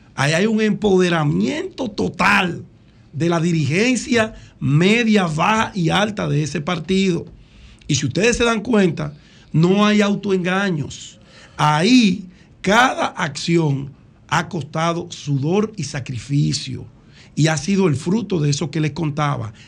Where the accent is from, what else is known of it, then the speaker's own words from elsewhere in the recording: Dominican Republic; yo soy dominicano